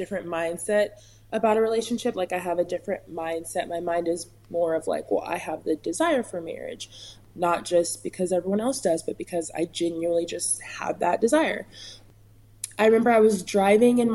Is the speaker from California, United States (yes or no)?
yes; California, United States; I'm from California